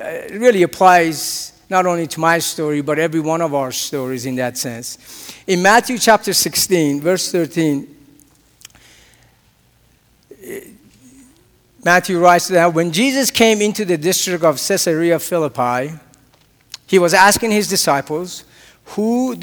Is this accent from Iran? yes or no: yes; Tehran, Tehran Province, Iran; moved away; I was born and raised, as I mentioned before, in a country that is very peaceful, loves everybody. We get along with everybody. And that country happens to be Iran. And I was born in Tehran.